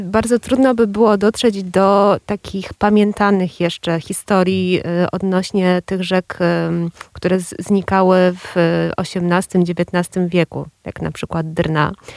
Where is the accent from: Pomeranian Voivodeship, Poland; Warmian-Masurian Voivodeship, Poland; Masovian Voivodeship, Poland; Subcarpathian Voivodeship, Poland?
Masovian Voivodeship, Poland; Warsaw; ja jestem z e, Warszawy, wychowywałam się na Bielanach